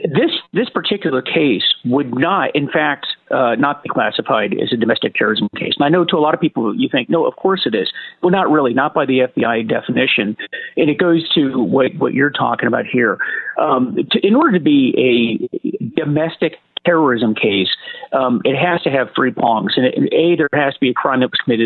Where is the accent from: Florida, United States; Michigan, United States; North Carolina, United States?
Florida, United States; also born or lived in Norfolk, Virginia / Washington, D.C.; now in Virginia, United States; I'm from Florida originally